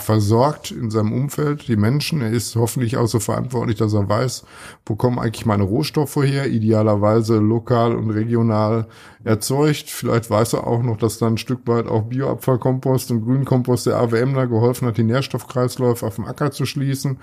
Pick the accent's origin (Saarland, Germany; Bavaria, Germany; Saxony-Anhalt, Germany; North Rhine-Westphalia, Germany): North Rhine-Westphalia, Germany; Ruhr area; now in Münster, Germany; im Ruhrgebiet, was wo ich herkomme und was nicht so weit weg ist